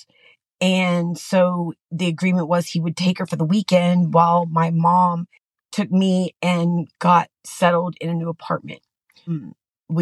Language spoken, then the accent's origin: English; San Antonio, Texas, United States; born or raised there; also born or lived in Austin, Texas